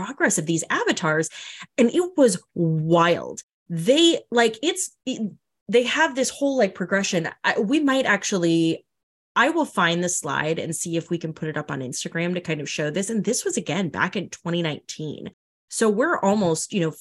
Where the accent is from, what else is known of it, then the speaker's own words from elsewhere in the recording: North Dakota, United States; I'm from North Dakota.